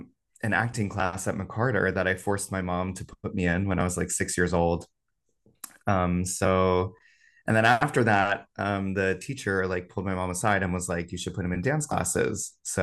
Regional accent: Hamilton, New Jersey, United States; I am a Jersey boy through and through. I grew up just outside of Princeton in a little town called Hamilton, New Jersey.

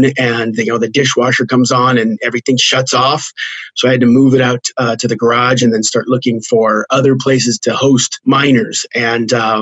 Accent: just outside of Los Alamos, New Mexico, United States; I grew up in New Mexico, just outside of Los Alamos.

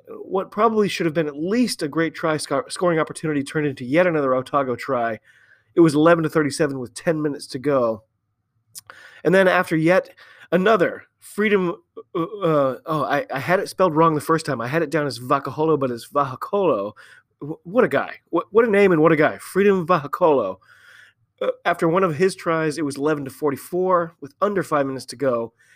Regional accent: United States; I'm an American

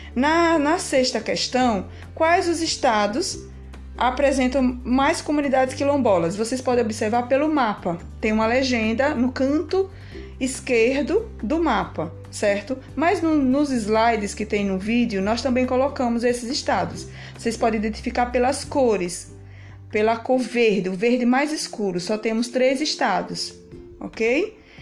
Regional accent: Brazil; nós, povo brasileiro, brasileiro que somos

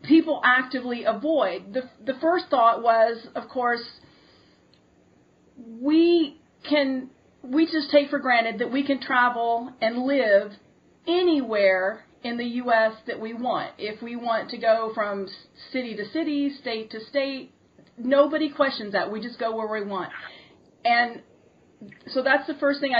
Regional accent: United States; I grew up here in America

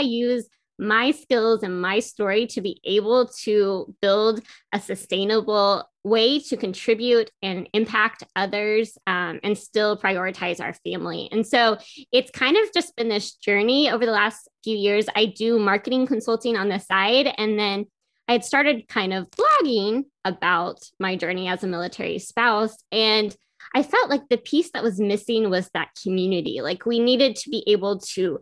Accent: Carrollton, Texas, United States; moved away; I'm from Carrollton

